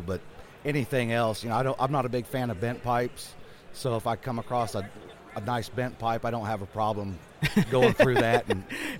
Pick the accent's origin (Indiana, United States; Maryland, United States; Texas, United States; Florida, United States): Indiana, United States; Crawfordsville; I'm from Crawfordsville, Indiana.